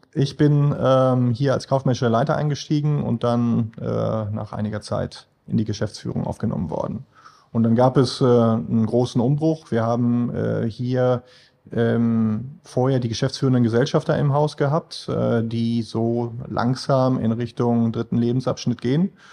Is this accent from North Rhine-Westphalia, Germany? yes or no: yes; Münster, North Rhine-Westphalia, Germany; now in Essen, Germany; ich bin äh, ursprünglich äh, in Münster groß geworden